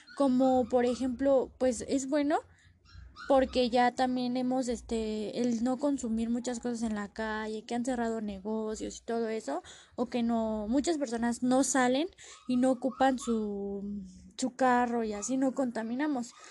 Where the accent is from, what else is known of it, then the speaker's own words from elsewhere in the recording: Mexico; nosotros como mexicanos